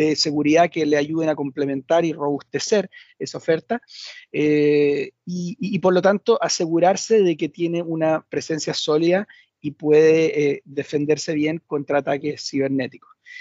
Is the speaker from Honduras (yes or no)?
no; Chile; efectivamente soy chileno, por si no se había notado en el, en el acento